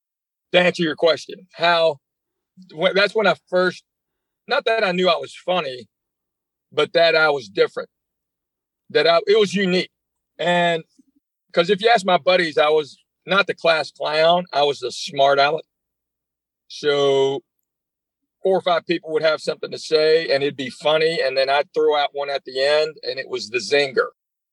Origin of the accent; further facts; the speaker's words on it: Knoxville, Tennessee, United States; So I grew up in Knoxville.